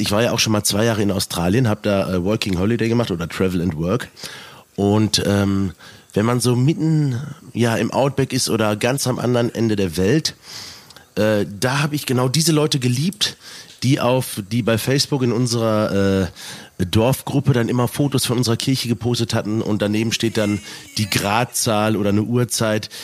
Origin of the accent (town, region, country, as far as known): Selm, North Rhine-Westphalia, Germany; born or raised there